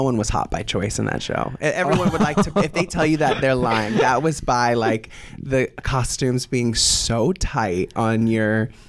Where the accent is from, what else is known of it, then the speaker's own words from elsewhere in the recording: Tampa, Florida, United States; moved away; I'm from Florida. Tampa Bay.